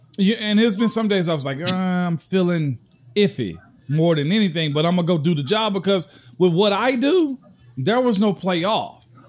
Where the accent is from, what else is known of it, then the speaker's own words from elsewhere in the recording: the South, United States; I'm a kid from the South. Never had gone out of the South.